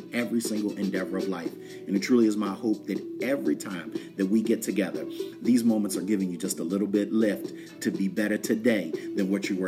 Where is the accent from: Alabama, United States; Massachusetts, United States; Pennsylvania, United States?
Pennsylvania, United States; West Chester; when I was growing up in Westchester, Pennsylvania, right outside of Philadelphia